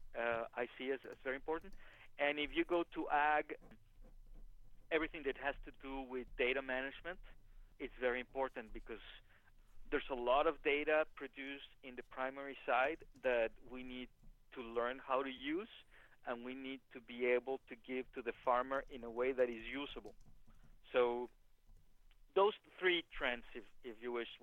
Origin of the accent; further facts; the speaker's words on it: Mexico; moved away; I am from Mexico